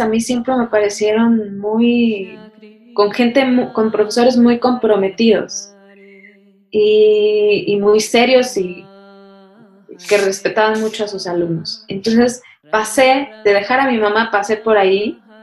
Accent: Mexico City, Mexico; also born or lived in India; Yo crecí ahí en la UNAM, ¿no? Así literal. Ahí jugaba, era mi, jardín para jugar.

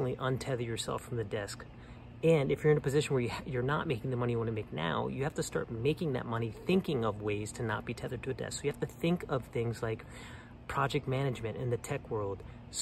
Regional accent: New Orleans, Louisiana, United States; moved away; also born or lived in Colorado / Austin / Bay Area; I'm from New Orleans, and I go home a lot

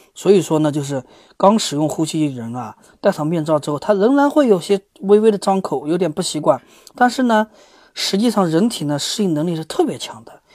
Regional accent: China; 咱们中国

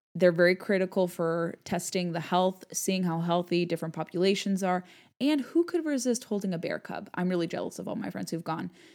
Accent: Southern California, United States; I grew up in Southern California

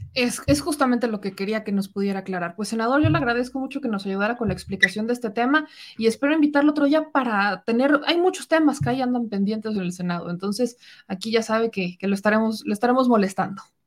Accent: Mexico; pues de México

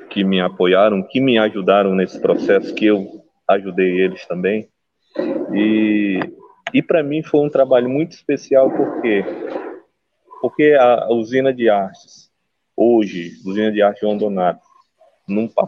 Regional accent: Rio Branco, Acre, Brazil; now in Cruzeiro do Sul, Brazil; sou acriano de Rio Branco, mas hoje moro em Cruzeiro do Sul, que é uma cidade que fica a 635 quilômetros da capital.

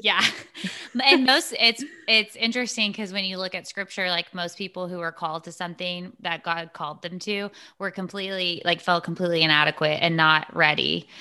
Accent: Texas, United States; I'm from Texas

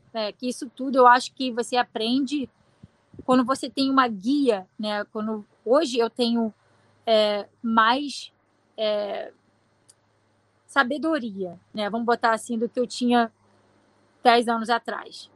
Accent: Rio de Janeiro, Brazil; now in United States; eu sou brasileira, sou carioca

